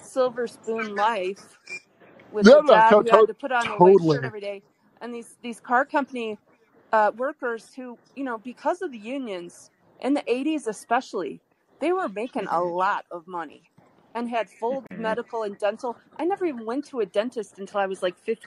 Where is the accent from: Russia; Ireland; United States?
United States; Detroit, Michigan; I grew up in Detroit, which, you know, is a very balkanized place.